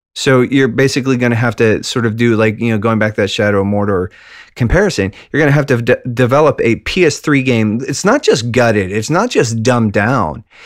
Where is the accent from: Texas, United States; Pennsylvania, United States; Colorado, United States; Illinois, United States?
Pennsylvania, United States; Western; middle-aged mailman from Western Pennsylvania